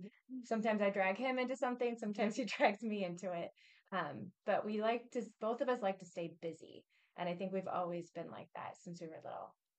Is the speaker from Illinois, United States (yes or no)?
yes; Peoria, Illinois, United States; we're both from the Peoria area